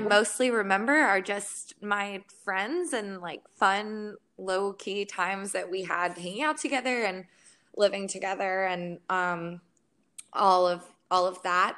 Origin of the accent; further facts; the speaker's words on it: Florida, United States; moved away as an adult; I'm from Florida